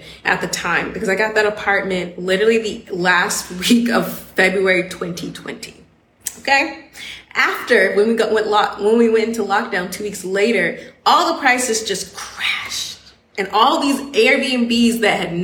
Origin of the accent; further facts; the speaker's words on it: Atlanta, Georgia, United States; moved away as an adult; also born or lived in Miami / Logroño / Barcelona; now in Valencia, Spain; I am Southern, I'm from Atlanta